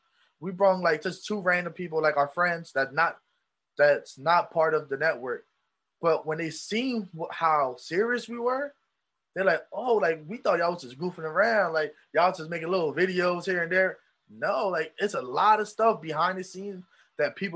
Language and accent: English; Philadelphia, Pennsylvania, United States; moved away as an adult; also born or lived in Poconos; when I moved away from Philadelphia, I moved to the Poconos.